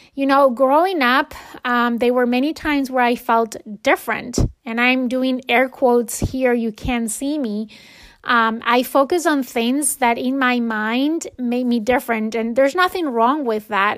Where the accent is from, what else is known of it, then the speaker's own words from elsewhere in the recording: Spain; moved away; when I was growing up in Spain